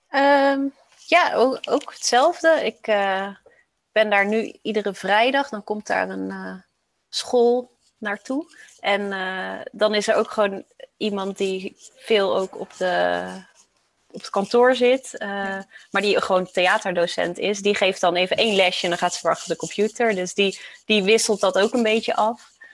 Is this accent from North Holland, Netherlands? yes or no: no; Roosendaal, North Brabant, Netherlands; also born or lived in Rotterdam; ik kom uit Roosendaal